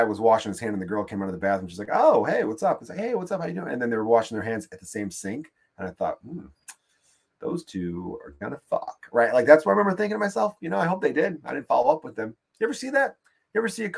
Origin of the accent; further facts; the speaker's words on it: Chicago, Illinois, United States; I'm from Chicago. I'm in New York for just a minute